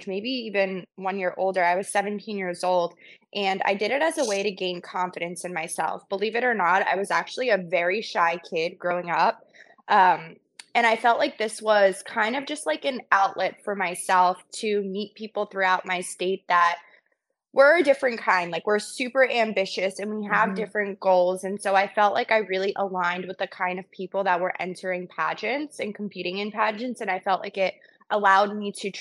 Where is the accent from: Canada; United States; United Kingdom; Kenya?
United States; New Jersey; also born or lived in New York City; born and raised in Jersey